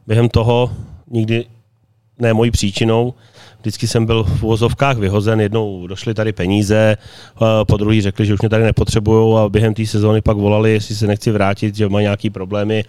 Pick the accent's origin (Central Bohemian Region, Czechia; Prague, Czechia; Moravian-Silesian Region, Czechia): Central Bohemian Region, Czechia; Slaný; moved away as an adult; now in Karlovy Vary, Czechia; i když jsem původem ze Slanýho, ale tady ve varech už jsem 20 let